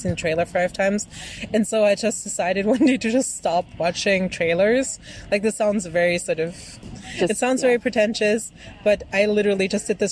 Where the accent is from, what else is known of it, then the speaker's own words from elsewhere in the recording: Bavaria, Germany; English is a second language; I'm Bavarian